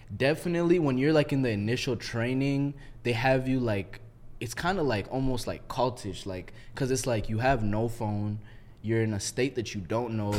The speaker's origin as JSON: {"language": "English", "town": "Minneapolis", "region": "Minnesota", "country": "United States", "said": "I'm from Minneapolis"}